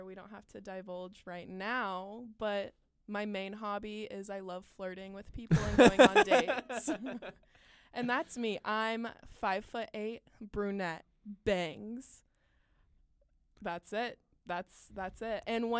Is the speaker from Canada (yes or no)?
no; Texas, United States; I'm from Texas